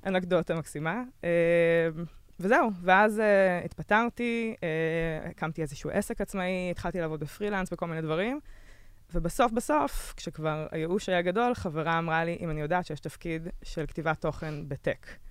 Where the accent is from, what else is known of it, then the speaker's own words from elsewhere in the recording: Israel; moved away as an adult; also born or lived in Berlin, Germany; חזרתי מרילוקיישן בברלין